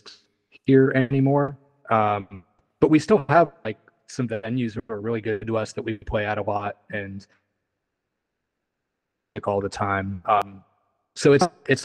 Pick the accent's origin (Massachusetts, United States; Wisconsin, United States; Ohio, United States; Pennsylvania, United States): Pennsylvania, United States; Philipsburg; also born or lived in Harrisburg area, Pennsylvania; now in Nashville, United States; Originally from kind of the State College area